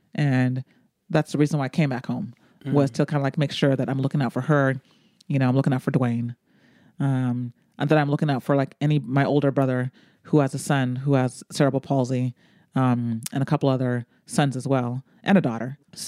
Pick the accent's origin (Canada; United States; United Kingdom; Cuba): United States; unless we have an extended conversation, you're not going to know that I'm American.